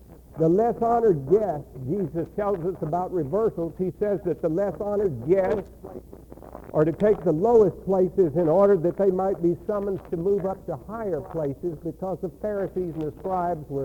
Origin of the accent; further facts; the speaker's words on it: Texas, United States; accent: Texas; had this Texas accent